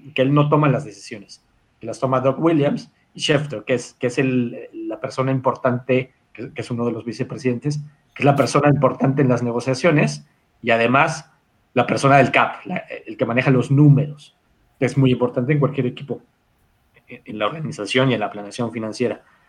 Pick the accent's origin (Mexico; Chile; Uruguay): Mexico; Mexico City; yo soy de México eh, y, vivo en México y he estado toda la vida en México